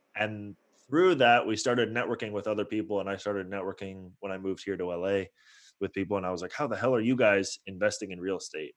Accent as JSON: {"language": "English", "area": "Bay Area", "region": "California", "country": "United States", "tie": "born or raised there", "also_born_or_lived": "Toronto, Canada", "moved": "as an adult", "lives_now": "Los Angeles, United States", "said": "I was born in Toronto, grew up in the Bay Area."}